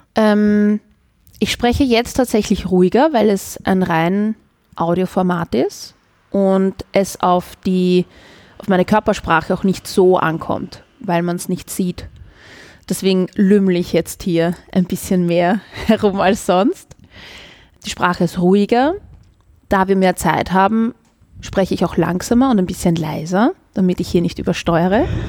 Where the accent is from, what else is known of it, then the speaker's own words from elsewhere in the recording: Vienna, Austria; accent: Wienerisch; first language Viennese German; weil es meine Muttersprache ist, was meine Herzenssprache auch ist. Und ich liebe Wienerisch.